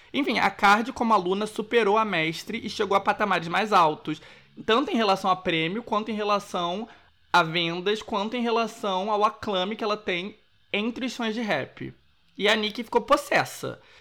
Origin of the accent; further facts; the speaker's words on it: Rio de Janeiro, Brazil; moved away; como bom carioca